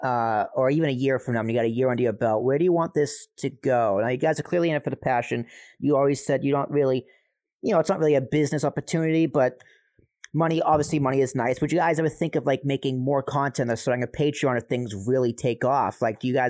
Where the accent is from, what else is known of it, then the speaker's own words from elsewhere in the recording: Braintree, Massachusetts, United States; I grew up in South Shore, Massachusetts. I grew up in Braintree, Massachusetts.